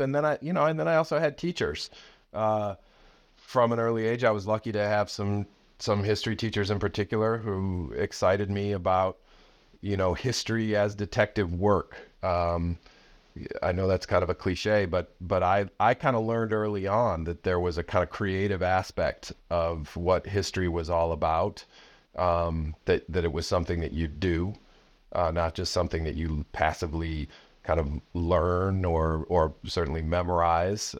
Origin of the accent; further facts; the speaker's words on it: outside of Chicago, Illinois, United States; I grew up outside of Chicago